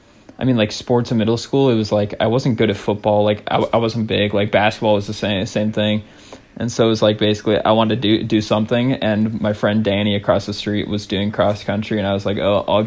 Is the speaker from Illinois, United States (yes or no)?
yes; St. Charles, Illinois, United States; also born or lived in Seattle, Washington; I was born in Seattle. I was born like, yeah, pretty much in the heart of Seattle. And then we moved to Fox Mill or St. Charles when I was like preschool or kindergarten.